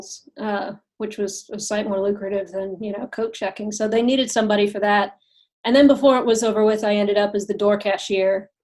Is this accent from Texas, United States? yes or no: yes; Fort Worth, Texas, United States; also born or lived in Dallas / San Diego; now in Los Angeles, United States; I'm from Fort Worth